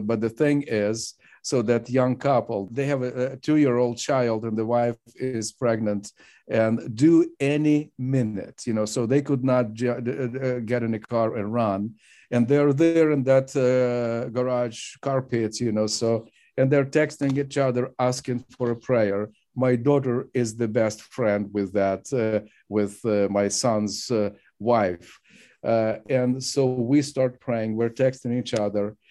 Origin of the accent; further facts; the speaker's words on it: Zaporizhzhia, Zaporizhzhia Oblast, Ukraine; that's in my hometown. Uh, uh and uh, you know I grew up in uh, in Zaporozhye